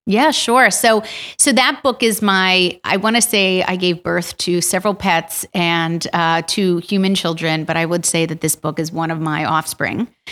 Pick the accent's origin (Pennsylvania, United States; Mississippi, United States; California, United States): Pennsylvania, United States; Yardley; also born or lived in Princeton, New Jersey; I grew up in Washington's Crossing in Yardley